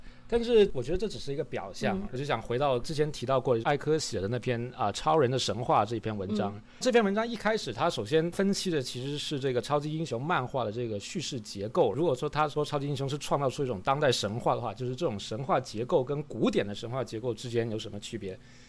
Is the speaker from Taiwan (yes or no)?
no; China; 其实就是我们中国人说的喜怒哀乐的这种时刻中去